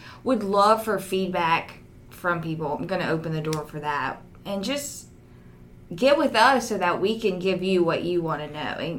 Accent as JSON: {"language": "English", "town": "Denham Springs", "region": "Louisiana", "country": "United States", "tie": "born or raised there", "said": "I, too, am a Louisiana lady, born and raised in Denham Springs."}